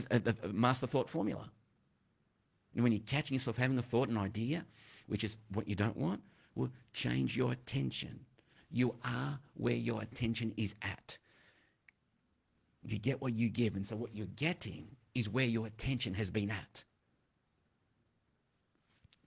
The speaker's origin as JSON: {"language": "English", "region": "Delhi", "country": "India", "tie": "born or raised there", "said": "I was younger. I'm growing up in Delhi"}